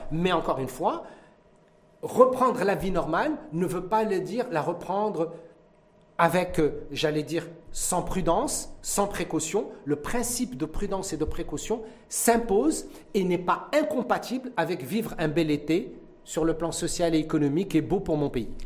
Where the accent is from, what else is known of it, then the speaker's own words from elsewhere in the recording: Morocco; chez nous au Maroc